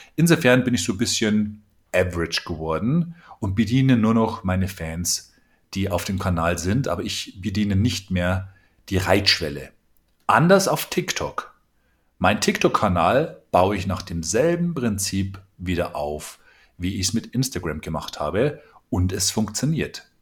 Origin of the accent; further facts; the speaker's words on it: Bavaria, Germany; Ich komme aus Bayern